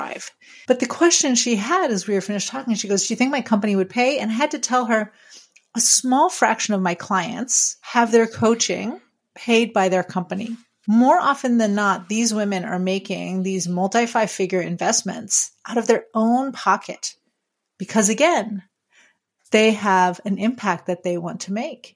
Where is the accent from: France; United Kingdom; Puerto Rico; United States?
France; moved away; I grew up in France